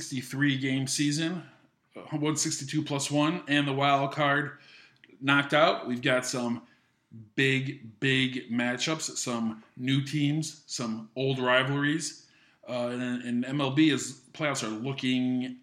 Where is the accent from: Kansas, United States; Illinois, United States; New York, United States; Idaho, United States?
New York, United States; Rochester; I grew up in Western New York near Buffalo, a city called Rochester